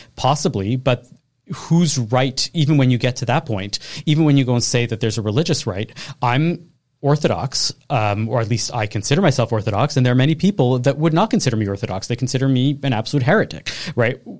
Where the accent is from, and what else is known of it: Canada